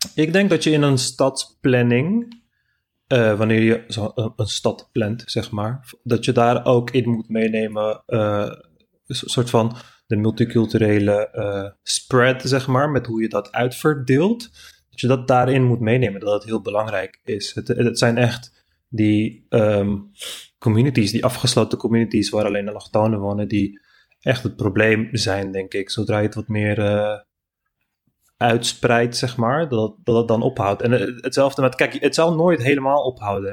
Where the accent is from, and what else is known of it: Amsterdam, North Holland, Netherlands; also born or lived in Turkey (family origin, western Turkey/Istanbul)